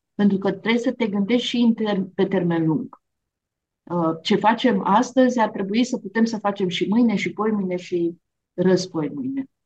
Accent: Romania; Noi, de exemplu, România, suntem un popor

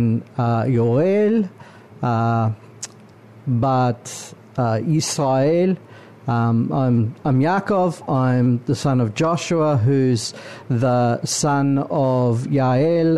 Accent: Auckland, New Zealand; I was born in New Zealand, obviously, several generations born in New Zealand. And yes, I was born in West Auckland

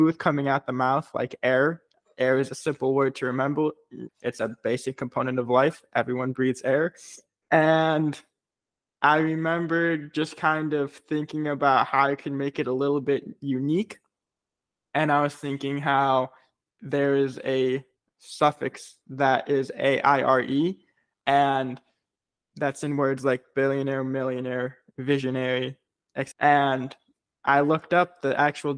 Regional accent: Chicago, Illinois, United States; I grew up in Chicago, very brutally cold in Chicago, especially in the wintertime

